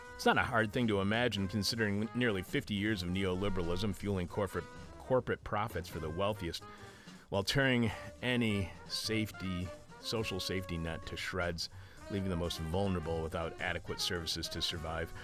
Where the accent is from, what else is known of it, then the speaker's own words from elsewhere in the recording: Detroit, Michigan, United States; I was born in Detroit over on Six Mile and, uh, Mac